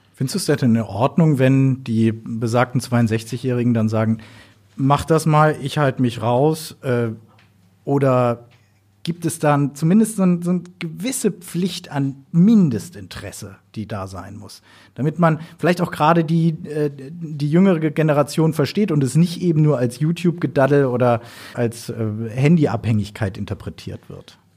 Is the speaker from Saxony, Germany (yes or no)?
no; Berlin, Germany; ich komme selber aus Berlin